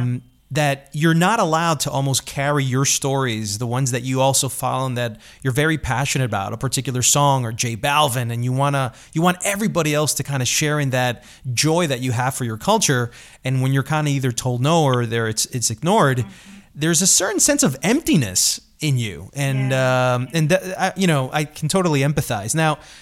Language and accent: English; New York City, New York, United States; I grew up in Queens